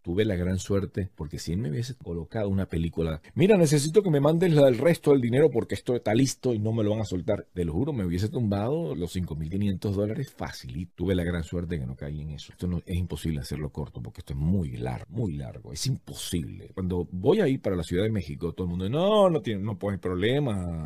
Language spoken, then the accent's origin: Spanish; Venezuela; now in United States; vengo a sacar mi pasaporte. Soy venezolano y no hay para sacar el pasaporte en Estados Unidos